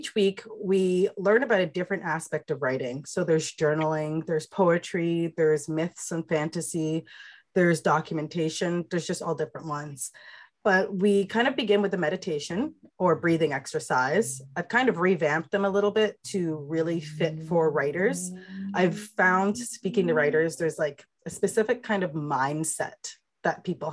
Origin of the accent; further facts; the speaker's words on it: England, United Kingdom; I'm British, I'm from England.